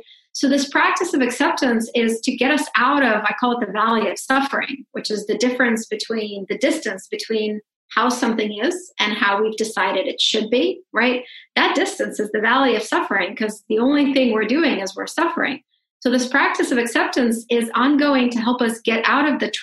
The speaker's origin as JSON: {"language": "English", "country": "Russia", "tie": "born or raised there", "moved": "yes", "said": "I grew up in Russia. I'm a Russian Jew. I'm a refugee."}